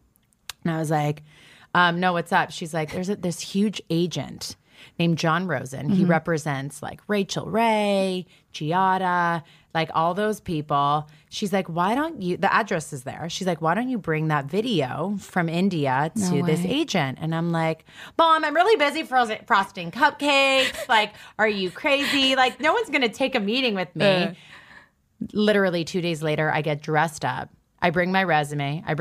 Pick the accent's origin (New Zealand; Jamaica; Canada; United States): Canada; And then, and also I kind of needed like a reason to be in the States because I'm Canadian.